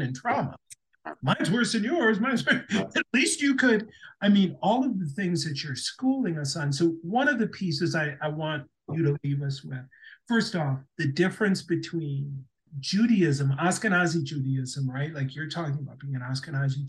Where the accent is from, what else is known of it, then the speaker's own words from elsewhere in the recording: St. Louis Park, Minnesota, United States; I grew up in St. Louis Park, Minnesota, greatest place on earth